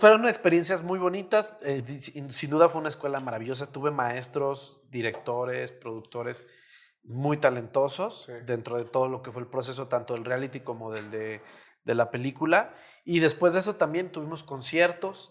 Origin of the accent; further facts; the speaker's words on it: Mexico; los mexicanos somos así